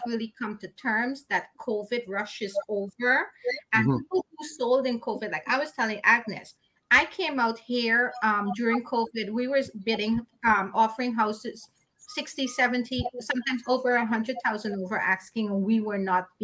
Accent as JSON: {"language": "English", "country": "Guyana", "tie": "born or raised there", "moved": "yes", "said": "I was born in Guyana, which is the only English-speaking country in South America. And then I came here to be with my parents"}